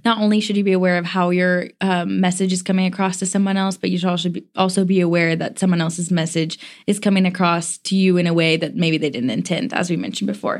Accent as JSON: {"language": "English", "region": "the South", "country": "United States", "said": "I'm a girl from the South"}